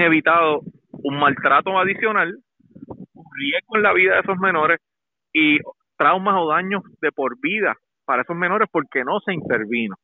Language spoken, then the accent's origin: Spanish; Puerto Rico; lo que está pasando en mi país